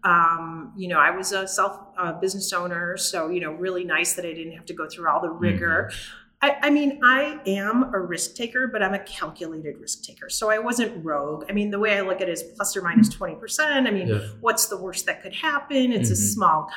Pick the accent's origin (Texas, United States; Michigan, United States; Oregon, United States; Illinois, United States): Illinois, United States; Chicago; I grew up in Chicago. I grew up on the Southwest side in Brighton Park